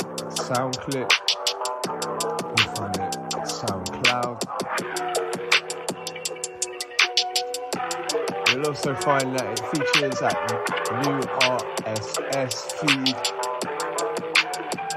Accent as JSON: {"language": "English", "town": "Bath", "region": "South West England", "country": "United Kingdom", "tie": "born or raised there", "said": "It's my hometown, that's where I was born and raised"}